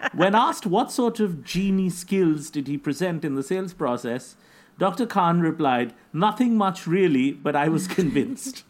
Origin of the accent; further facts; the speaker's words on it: India; I'm from India